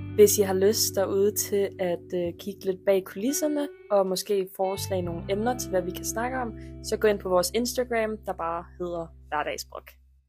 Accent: Funen, Southern Denmark, Denmark; accent: Funen (fynsk); jeg er meget mere fynsk

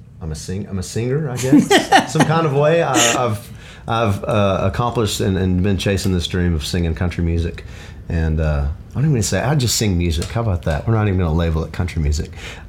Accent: Middle Tennessee, United States; I grew up in Middle Tennessee, about an hour south of Nashville.

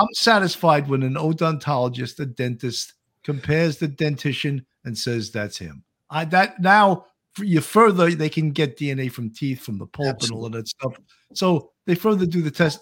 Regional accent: Delaware, United States; now in Fort Myers, United States; I'm from Delaware and I live in Fort Myers

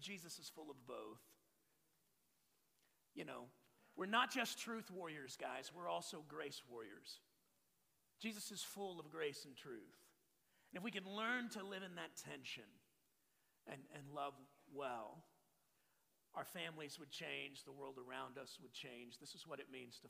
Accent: Texas, United States; I'm from Texas. I grew up with open containers and a gun rack

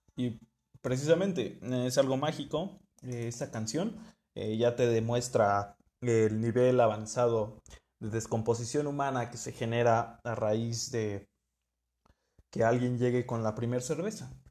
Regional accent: Mexico; vengo de México

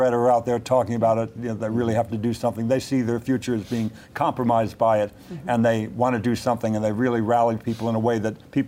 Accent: Los Angeles, California, United States; I grew up in the San Fernando Valley

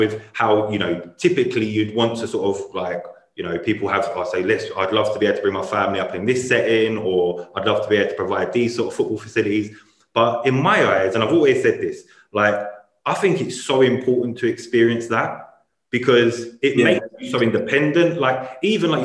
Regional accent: London, United Kingdom; I come from Deptford

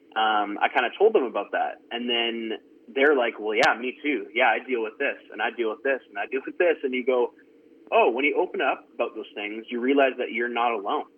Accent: Surrey, British Columbia, Canada; I grew up in Surrey, British Columbia, which is definitely a city

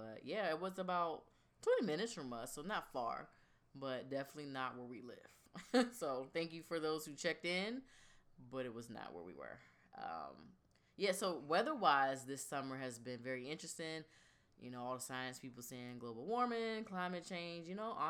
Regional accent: Virginia Beach, Virginia, United States; we're from Virginia Beach

